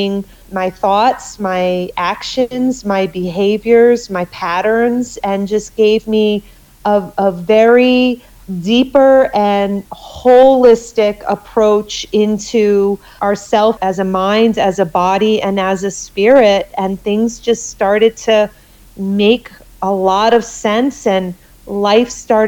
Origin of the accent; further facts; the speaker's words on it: Connecticut, United States; I grew up in Connecticut